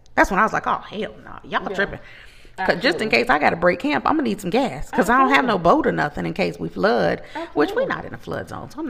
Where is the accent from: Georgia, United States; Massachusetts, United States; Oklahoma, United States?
Georgia, United States; now in Florida, United States; I'm from Georgia, technically. But we've been in Florida for a long time